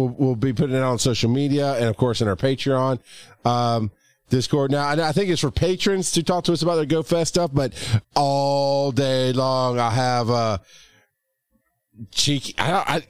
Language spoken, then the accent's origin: English; Westchester, New York, United States; And I'm from Westchester.